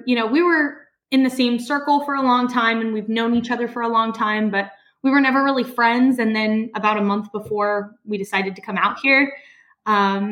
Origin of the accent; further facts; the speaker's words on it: Denver, Colorado, United States; moved away as an adult; now in New Jersey, United States; I grew up in Denver, Colorado. I was born there and I live in New Jersey now. I moved here about 2 years ago.